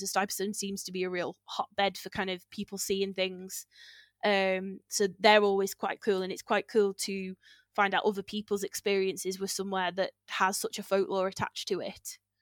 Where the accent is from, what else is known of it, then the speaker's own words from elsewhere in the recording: near the Wrekin, Shropshire, West Midlands, United Kingdom; I grew up near the Reeking and I grew up with the stories of, like, the Reeking Giant